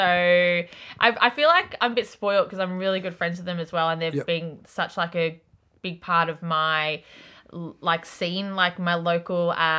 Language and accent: English; Melbourne, Victoria, Australia; I was born in Melbourne East.